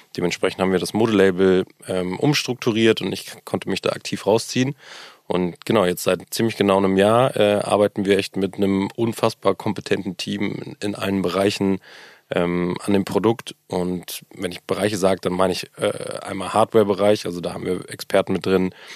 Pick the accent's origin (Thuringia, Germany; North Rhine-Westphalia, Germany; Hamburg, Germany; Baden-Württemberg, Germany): Hamburg, Germany; auch hier gebürtiger Hamburger, was, glaub ich, auch mittlerweile eine Seltenheit ist. Ähm, groß geworden, meine ganze Familie ist hier